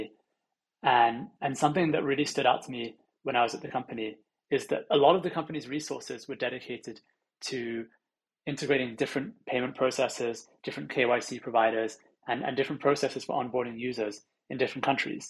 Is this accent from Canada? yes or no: no; London, United Kingdom; I'm originally from London, and I grew up here